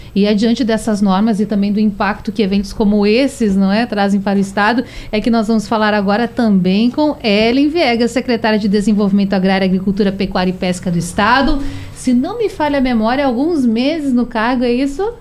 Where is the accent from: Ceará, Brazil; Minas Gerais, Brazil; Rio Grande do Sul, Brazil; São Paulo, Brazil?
Rio Grande do Sul, Brazil; now in Pernambuco, Brazil; lá no Rio Grande do Sul, lá na terra onde eu nasci